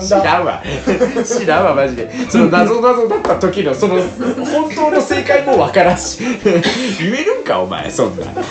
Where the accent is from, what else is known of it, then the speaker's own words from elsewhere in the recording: Nagasaki, Japan; 地元長崎